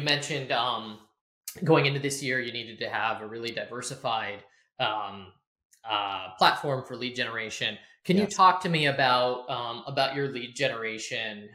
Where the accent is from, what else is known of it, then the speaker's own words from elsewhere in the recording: Burke, Virginia, United States; I grew up in Burke, Virginia